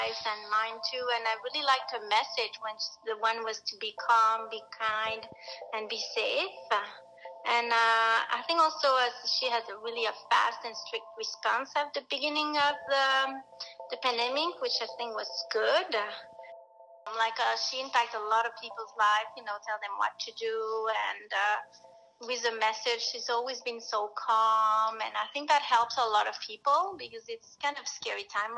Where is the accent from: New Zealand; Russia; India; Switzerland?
Switzerland; now in British Columbia, Canada; I was born in Switzerland and I've been living in Canada for 30 years